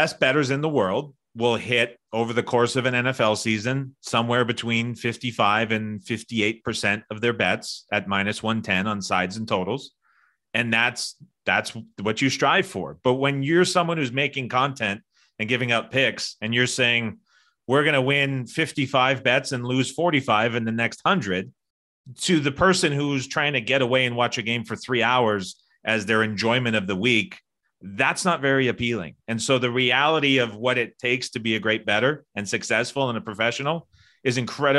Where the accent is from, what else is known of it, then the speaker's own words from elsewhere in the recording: Canada; I'm Canadian, I go to the States a lot.